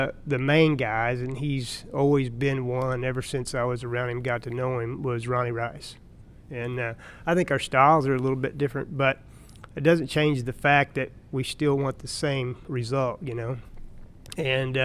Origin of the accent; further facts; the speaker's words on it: Missouri, United States; I grew up in Missouri, and I had a normal life as a kid